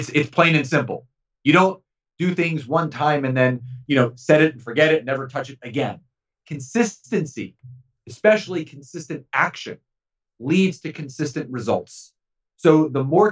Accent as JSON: {"language": "English", "town": "Philadelphia", "region": "Pennsylvania", "country": "United States", "tie": "born or raised there", "said": "Growing up in Philadelphia"}